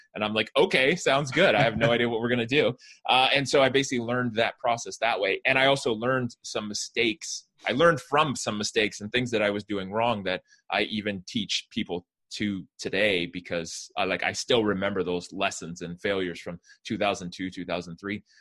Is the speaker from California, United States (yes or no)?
yes; Fremont, California, United States; I grew up in the San Francisco Bay Area in a town called Fremont um, in California